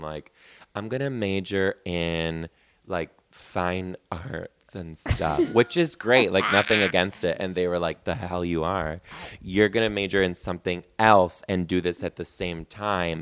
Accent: Detroit, Michigan, United States; I'm from Detroit

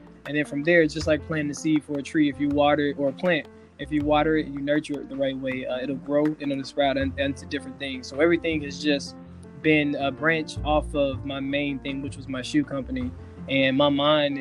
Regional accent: Helena, Arkansas, United States; moved away as an adult; now in Los Angeles, United States; I'm from Arkansas as well. Went to the University of Arkansas, grew up in Helena, Arkansas

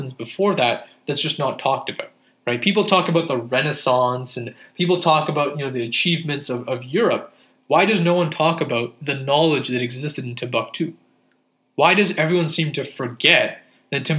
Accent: Pakistan; as a Pakistani Muslim

